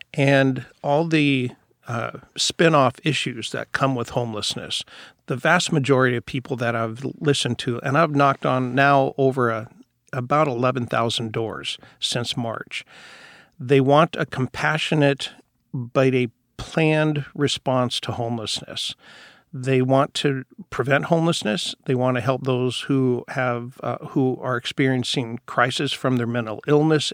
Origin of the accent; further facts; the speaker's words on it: Seattle, Washington, United States; I was born and raised down in Rainier Valley. So I've been in Seattle my entire life.